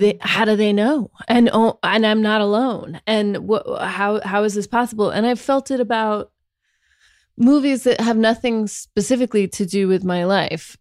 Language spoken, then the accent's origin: English; Sacramento, California, United States; accent: Sacramento